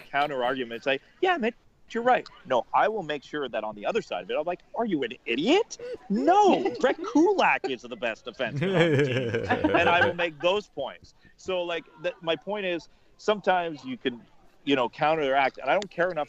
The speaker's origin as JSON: {"language": "English", "town": "Montreal", "region": "Quebec", "country": "Canada", "tie": "born or raised there", "said": "I grew up in Montreal"}